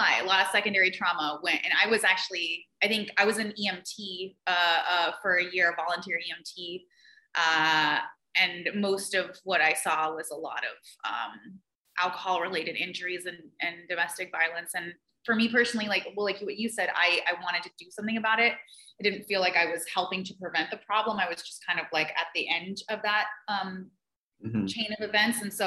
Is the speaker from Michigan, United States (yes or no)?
no; California, United States; now in Bethel, United States; I would consider myself more Alaskan now than anything, although I'm from California